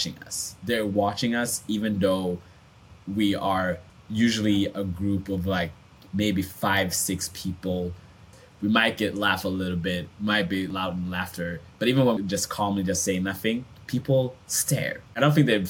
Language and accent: English; Sweden; I grew up in Sweden